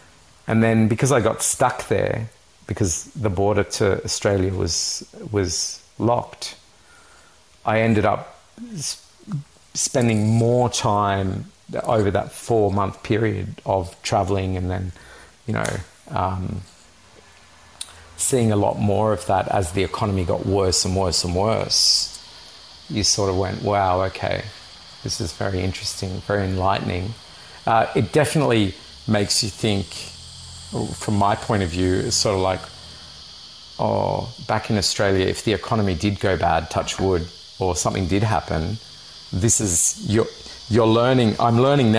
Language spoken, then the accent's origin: English; Lebanon; that's what it was sort of like in my childhood when I grew up in Lebanon.